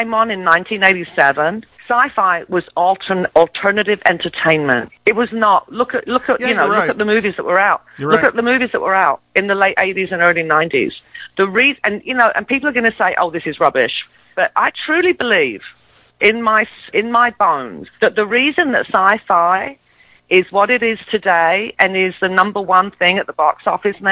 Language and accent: English; England, United Kingdom; I'm English. Maybe it's because I'm of Greek heritage